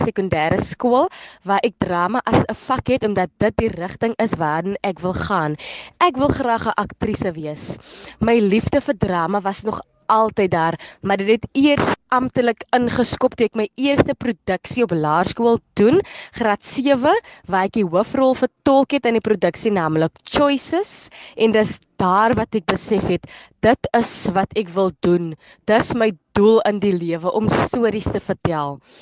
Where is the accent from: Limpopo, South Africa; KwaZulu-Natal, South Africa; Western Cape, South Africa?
Western Cape, South Africa; Klapmuts; van Klipmuts